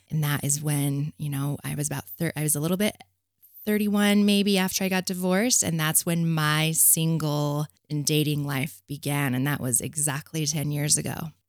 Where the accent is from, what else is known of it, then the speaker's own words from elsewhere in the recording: Provo, Utah, United States; I grew up in Provo, of all the places, the epicenter of hell